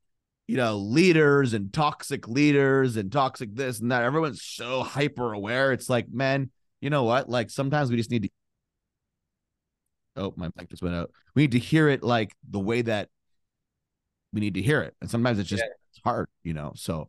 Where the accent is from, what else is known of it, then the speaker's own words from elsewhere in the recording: Canada; now in United States; Like I came from Canada. So very liberal.